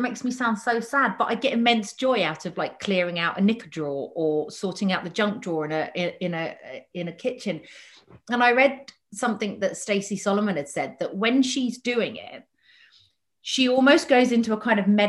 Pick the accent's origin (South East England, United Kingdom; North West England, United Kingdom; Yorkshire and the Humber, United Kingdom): South East England, United Kingdom; Havant; I grew up just outside of Portsmouth on a big, big council estate called Lee Park